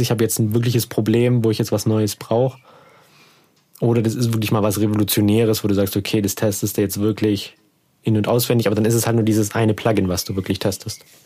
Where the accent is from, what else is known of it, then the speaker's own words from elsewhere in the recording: Heidenheim an der Brenz, Baden-Württemberg, Germany; da wo ich herkomme, aus Heidenheim an der Brenz